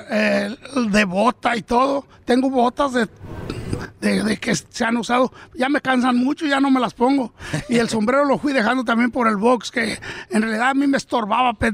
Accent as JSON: {"language": "Spanish", "region": "Michoacán", "country": "Mexico", "tie": "born or raised there", "moved": "yes", "lives_now": "Oxnard, United States", "said": "Nosotros hemos de mero Michoacán, naciditos"}